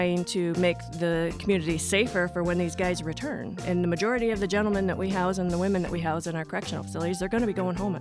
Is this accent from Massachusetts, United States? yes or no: no; Ionia, Michigan, United States; I grew up in Ionia, Michigan, where we had five prisons at the time there.